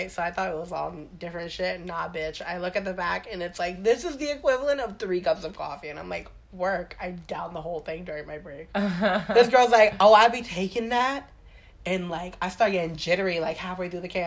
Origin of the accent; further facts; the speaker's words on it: Staten Island, New York, United States; accent: Staten Island; I remember, like, how heavy my accent used to be. Yeah? Yeah, I told like you. New York? Girl, I had, yeah.